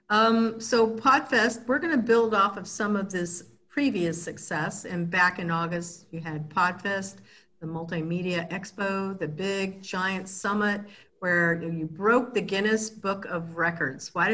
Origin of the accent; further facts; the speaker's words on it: Kansas, United States; born there; also born or lived in Arizona / California; I was born in Kansas, but I've lived all over the United States, Arizona, California